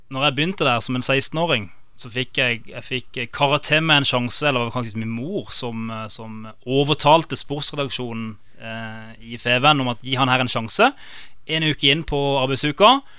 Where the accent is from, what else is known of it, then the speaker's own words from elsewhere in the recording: Kristiansand, Agder, Norway; also born or lived in London; opprinnelig så er jeg fra Fagerholt. Gimletolgutt.